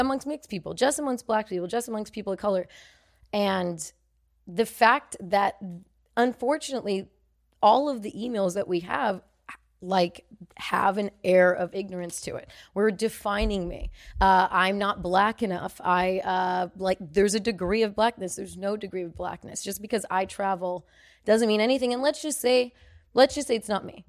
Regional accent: United States; I'm American

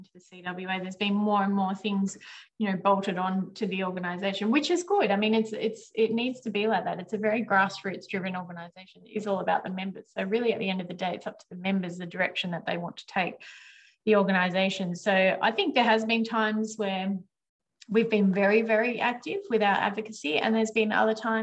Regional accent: Picton, New South Wales, Australia; also born or lived in Penrith; I grew up in Picton.

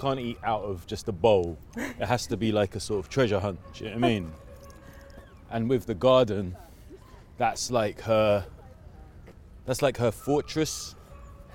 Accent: London, United Kingdom; also born or lived in Willesden / Kensal Rise / Hampstead; born in, like I say, in the Royal Free, but then grew up in Kilburn

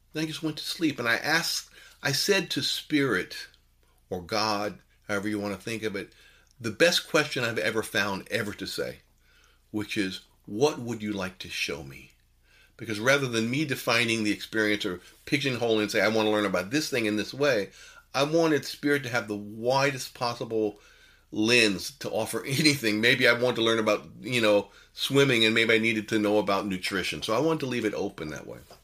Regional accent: New York City, New York, United States; growing up in New York City, uh, from the age of eight

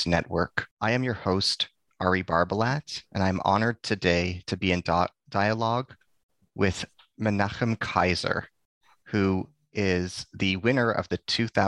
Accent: Thornhill, Ontario, Canada

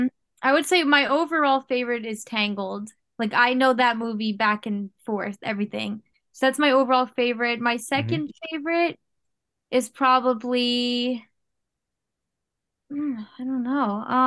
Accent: New York, United States; I never lived in Florida before. I'm from New York.

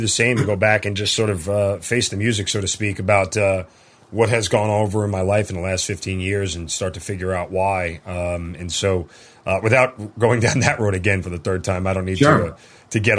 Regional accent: New York, United States; I grew up in New York

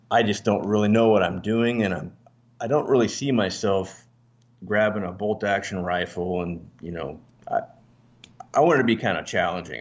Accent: Alaska, United States; moved away; also born or lived in Northern Virginia; I'm from Northern Virginia. Um, I was actually raised in Alaska

